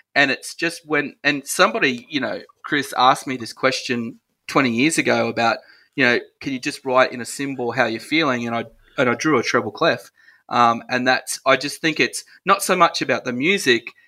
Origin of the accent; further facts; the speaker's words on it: Ipswich, Queensland, Australia; I'm a Ipswich boy, so I'm Ipswich born and bred, and love my hometown